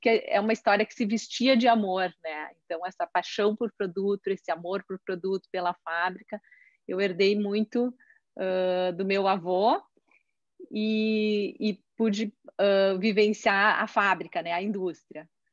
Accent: Caxias do Sul, Rio Grande do Sul, Brazil; eu sou de Caxias do Sul

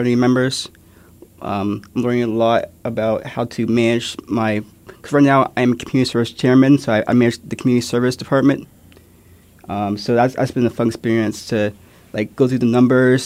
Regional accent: Kansas City, United States; I grew up in Kansas City

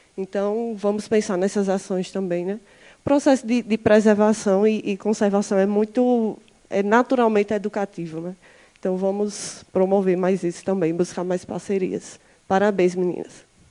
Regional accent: Campina Grande, Paraíba, Brazil; venho da Paraíba, da cidade chamada Campina Grande

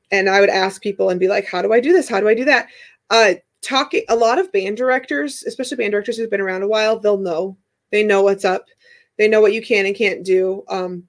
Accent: Missouri, United States; being from Missouri, like about the fact that we are from Missouri

